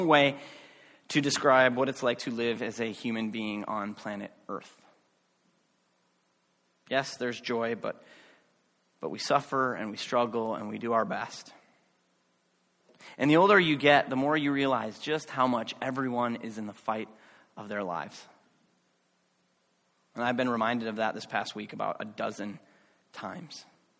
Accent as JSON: {"language": "English", "country": "United States", "said": "as an American"}